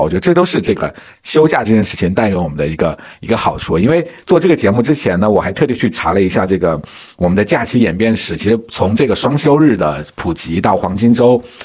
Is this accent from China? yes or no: yes; Hubei, China; also born or lived in Wuhan; now in Beijing, China; 我是湖北人嘛，那我夏天要在武汉上的学